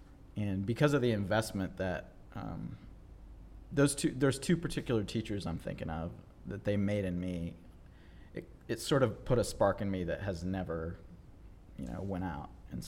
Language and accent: English; North Carolina, United States; So I grew up on the East Coast in North Carolina, moved around a lot as a kid